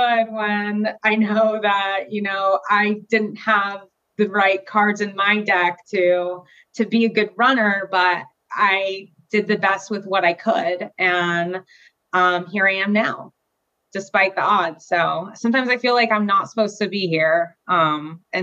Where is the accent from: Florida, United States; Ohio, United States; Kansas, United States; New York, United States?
Florida, United States; also born or lived in Germany; I was pretty much raised in Florida for most of my life, from like 3 to now, still living here